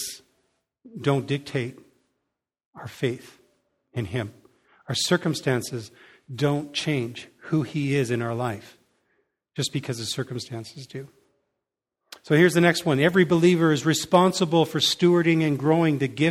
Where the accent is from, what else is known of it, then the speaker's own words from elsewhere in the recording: Canada; we, as a Canadian people